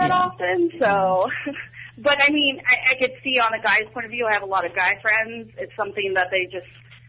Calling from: Enumclaw, Washington, United States; I'm actually calling from Enumclaw, Washington.

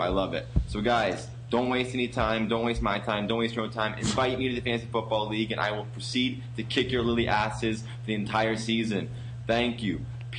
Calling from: Ontario, Canada; from Ontario.

